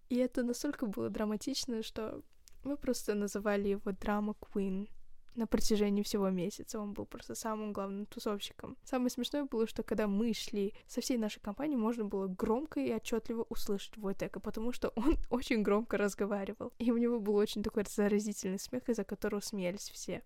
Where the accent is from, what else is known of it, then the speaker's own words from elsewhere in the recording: Kazakhstan; я из Казахстана